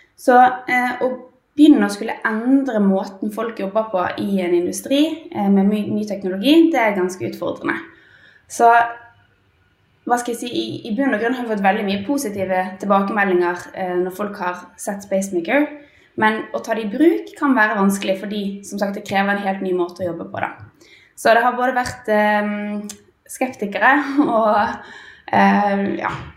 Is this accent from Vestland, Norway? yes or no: yes; Bergen, Vestland, Norway; moved away as an adult; now in Oslo, Norway; jeg er jo egentlig bergenser, da, men har uh, emigrert til Oslo for en liten periode i hvert fall.